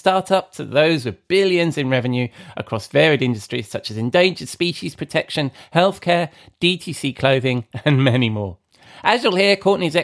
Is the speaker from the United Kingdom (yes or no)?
yes; England, United Kingdom; I'm English